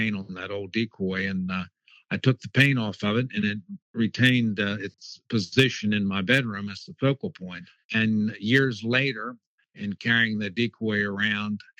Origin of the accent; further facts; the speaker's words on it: Fallston, Maryland, United States; I grew up in Fallston, Maryland, in the center of beautiful Harford County, and spent my entire lifetime